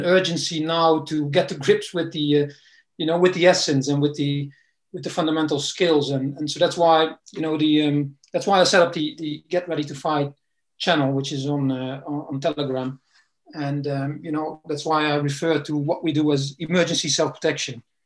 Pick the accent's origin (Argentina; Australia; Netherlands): Netherlands; also born or lived in East London, United Kingdom; now in London, United Kingdom; I'm originally from the Netherlands. Came to the UK um, some time ago